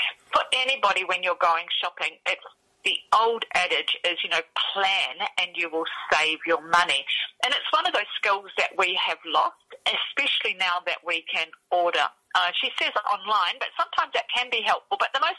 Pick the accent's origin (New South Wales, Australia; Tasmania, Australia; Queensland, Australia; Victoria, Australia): Tasmania, Australia; Launceston; moved away; also born or lived in Taranaki, New Zealand; I'm actually Australian. I was born and raised in Tasmania in Launceston, that's in the north.